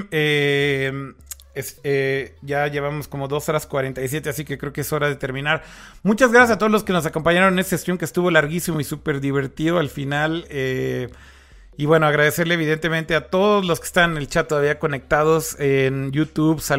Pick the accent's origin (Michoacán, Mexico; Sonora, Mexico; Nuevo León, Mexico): Nuevo León, Mexico; Monterrey